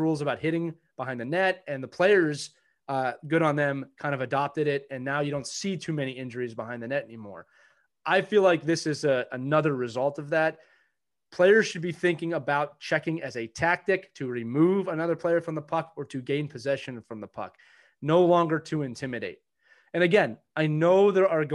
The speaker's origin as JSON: {"language": "English", "town": "Philadelphia", "region": "Pennsylvania", "country": "United States", "said": "I'm from Philadelphia. I grew up idolizing the Broad Street Bullies and that style of hockey"}